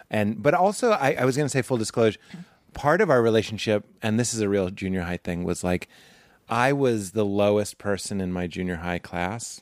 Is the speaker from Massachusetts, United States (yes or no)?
yes; Lexington, Massachusetts, United States; I'm from Lexington, Massachusetts